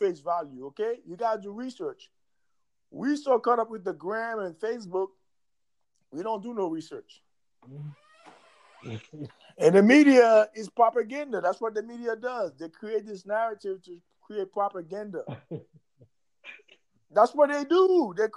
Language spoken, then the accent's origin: English; Wingate, Tennessee, United States; I'm not African. I'm from Tennessee. I ain't African. I'm from Wingate, Tennessee